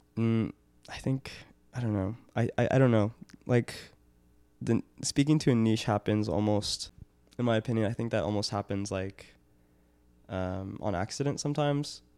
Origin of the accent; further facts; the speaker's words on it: Portland, Oregon, United States; I grew up near Portland